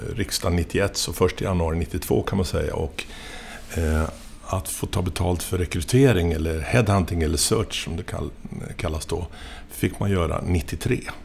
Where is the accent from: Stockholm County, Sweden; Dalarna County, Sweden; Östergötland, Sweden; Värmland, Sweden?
Östergötland, Sweden; Linköping; moved away as an adult; also born or lived in Lund; Jag är ifrån eh, Linköping